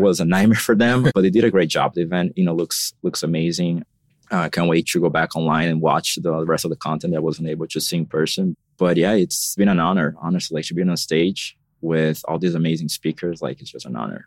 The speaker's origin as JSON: {"language": "English", "region": "São Paulo", "country": "Brazil", "tie": "born or raised there", "moved": "as an adult", "lives_now": "Miami, United States", "said": "I was born and raised in São Paulo. So I lived there until six years ago. That's when I moved to Miami"}